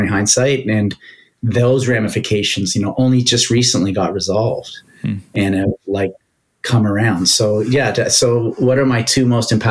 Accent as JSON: {"language": "English", "country": "Canada", "said": "I'm Canadian"}